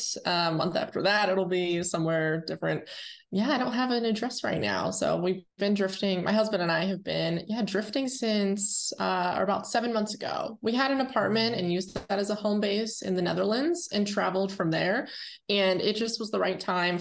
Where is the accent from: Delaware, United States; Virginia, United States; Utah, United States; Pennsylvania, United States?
Pennsylvania, United States; Irwin